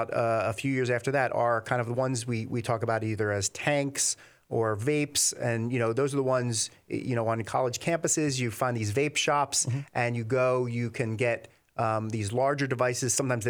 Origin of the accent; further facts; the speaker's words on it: New Jersey, United States; also born or lived in Philadelphia, United States; So I'm originally from Philadelphia, but grew up and spent most of my life here in New Jersey.